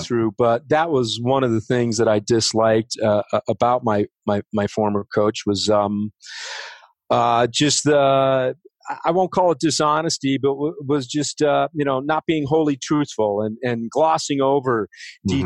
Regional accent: Oak Park, Illinois, United States; moved away as an adult; also born or lived in California; now in Denver, United States; I'm originally from Chicago, uh, west suburbs, Oak Park and uh, River Forest

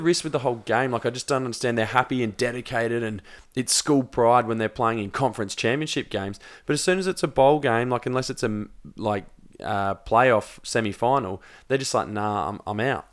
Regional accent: South Australia, Australia; we're South Australian born

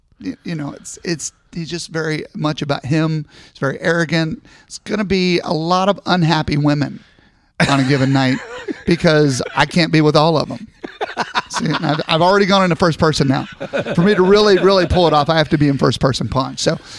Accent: Scotland, United Kingdom; And, of course, I'm Scottish, so there's going to be nothing under it.

